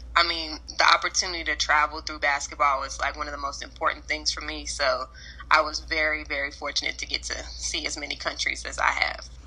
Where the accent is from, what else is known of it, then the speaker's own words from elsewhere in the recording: Lexington, Kentucky, United States; also born or lived in United Kingdom; I'm a Lexington, Kentucky native. I moved here when I was in the sixth grade, so this is pretty much my home base